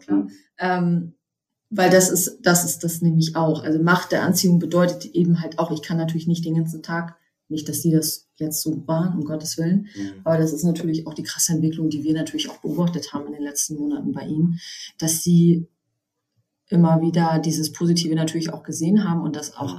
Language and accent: German; Germany; hier bei uns in Deutschland